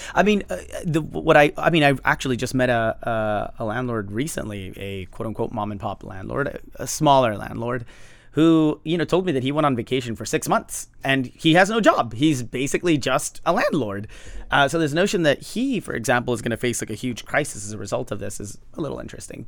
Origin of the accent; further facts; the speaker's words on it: Los Angeles, California, United States; I grew up in Highland Park, which is massively gentrified.